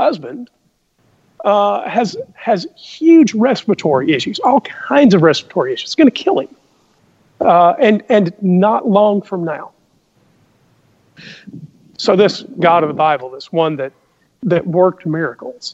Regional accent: the South, United States; we both grew up in the same place. We grew up in the South.

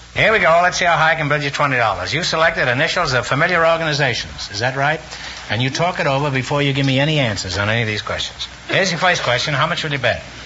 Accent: California, United States; born or raised there

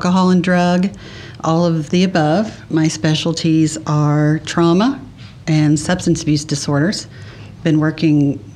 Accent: Beaver Creek, United States; I grew up here in Beaver Creek with my mom and stepdad

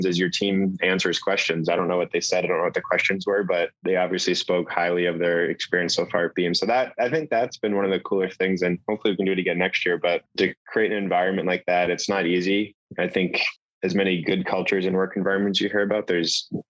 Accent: Boston, Massachusetts, United States; I'm from Boston

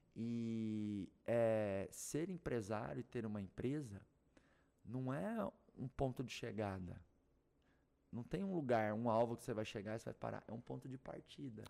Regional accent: Doverlândia, Goiás, Brazil; Nasci lá em Doverlândia

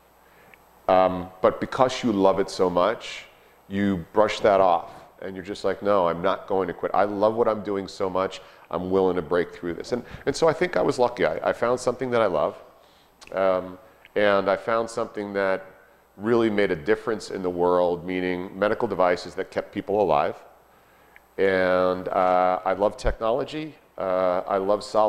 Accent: Hicksville, New York, United States; also born or lived in Dayton, Ohio; I'm a Hicksville, New York boy

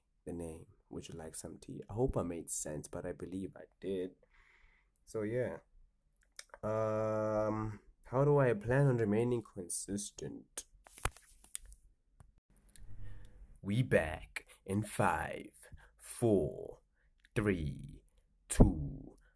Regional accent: Johannesburg, Gauteng, South Africa; I'm from Johannesburg. South Africa

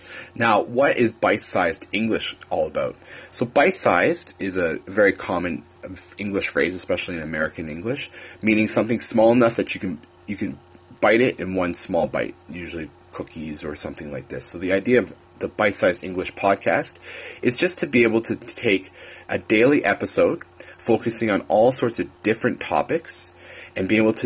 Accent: Canada; moved away; I am a Canadian

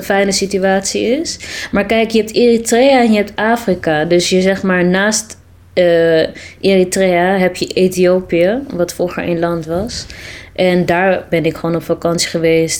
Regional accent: Amsterdam, North Holland, Netherlands; ben geboren en getogen in Amsterdam. Ja. In Amsterdam-Oost.

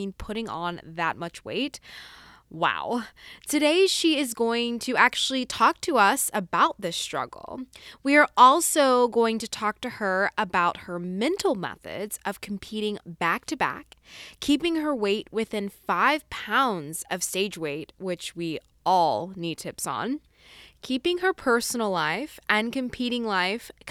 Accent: Arlington, Texas, United States; now in Fort Worth, United States; So I am from Arlington, Texas.

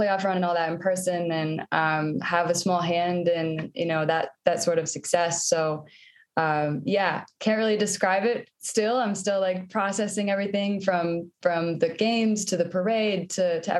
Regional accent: Iowa, United States; moved away as an adult; now in Toronto, Canada; I grew up in Iowa, and it's a big basketball culture in the Midwest

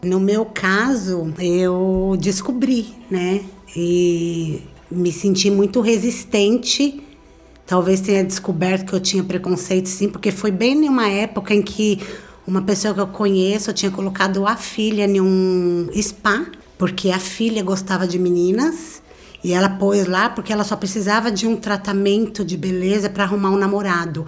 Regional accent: Osasco, São Paulo, Brazil; sou de Osasco, São Paulo

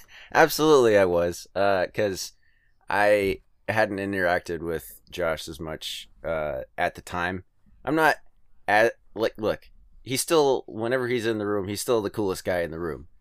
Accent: California, United States; also born or lived in Alabama; now in Ohio, United States; I'm from California

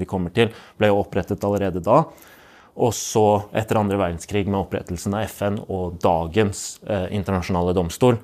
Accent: Palestine; now in Norway; som både palestiner og menneske med tro på rettferdighet

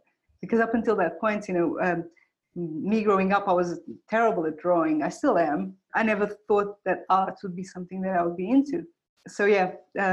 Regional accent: Portugal; moved away; I grew up in Portugal. That's where I'm from. Yeah, just I moved around a lot. I'm from several different places in Portugal, really.

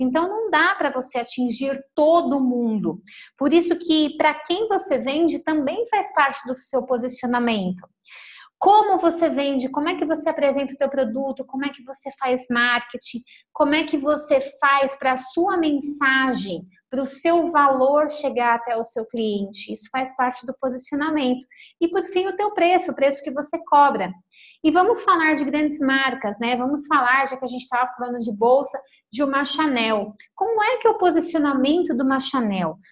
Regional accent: São Paulo, Brazil; now in Lagoa Santa, Brazil; nós somos de São Paulo

